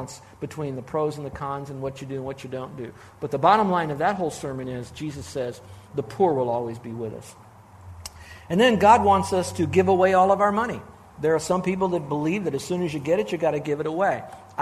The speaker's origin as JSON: {"language": "English", "town": "Miami", "region": "Florida", "country": "United States", "tie": "born or raised there", "said": "I grew up in South Florida, Miami, actually."}